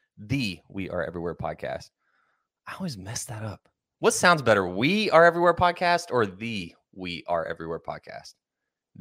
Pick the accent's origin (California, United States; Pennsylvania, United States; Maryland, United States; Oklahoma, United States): Oklahoma, United States; Pauls Valley; growing up in Pauls Valley or just Oklahoma in general